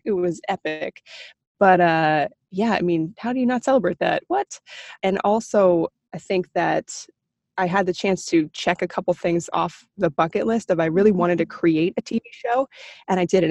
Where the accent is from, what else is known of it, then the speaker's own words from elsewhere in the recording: Beaverton, Ontario, Canada; also born or lived in Toronto; I was born in Toronto, but grew up in a small town called Beaverton